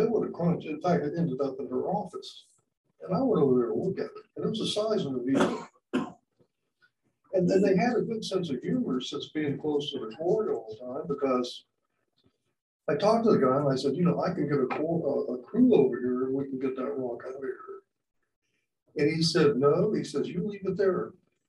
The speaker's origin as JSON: {"language": "English", "country": "United States", "moved": "as an adult", "lives_now": "Roswell, Georgia, United States", "said": "I'm from Western Carolina, up in the mountains"}